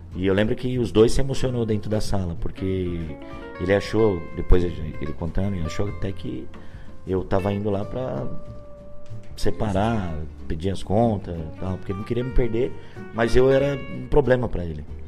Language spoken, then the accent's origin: Portuguese; Brazil; eu sou brasileiro